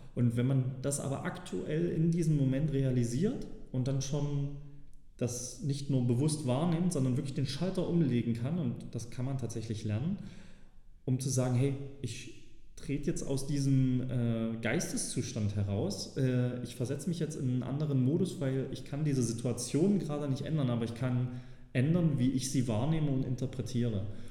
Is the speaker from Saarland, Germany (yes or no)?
no; Saxony, Germany; als Sachse äh, ist das zum Beispiel immer ganz gut erkennbar